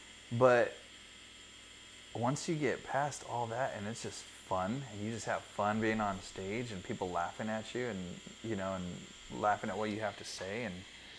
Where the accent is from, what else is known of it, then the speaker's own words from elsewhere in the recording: California, United States; moved away as an adult; I'm a transplant from California, and just adjust that really quick. So I'm a transplant from California, and came out here for work.